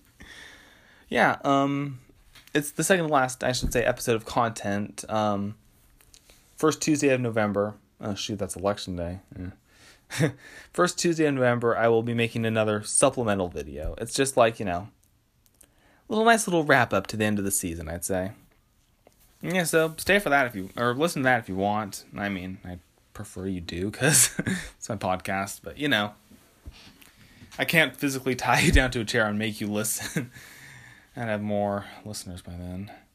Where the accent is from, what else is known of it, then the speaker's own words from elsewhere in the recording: West Coast, United States; I'm from the West Coast.